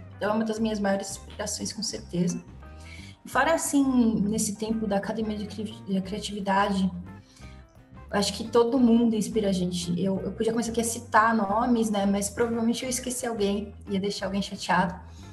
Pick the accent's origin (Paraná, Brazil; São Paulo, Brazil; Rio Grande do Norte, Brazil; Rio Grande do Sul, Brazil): São Paulo, Brazil; eu nasci em São Paulo, na capital mesmo, na Zona Norte. Na verdade, pouco tempo da minha vida eu saí daqui, então praticamente eu tô sempre aqui na Zona Norte